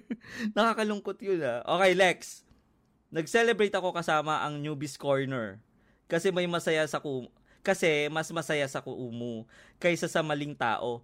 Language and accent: Tagalog; Quezon City, Metro Manila, Philippines; ano ako taga Quezon City ako. Malapit ako doon sa QAV. Sa Frisco lang ako eh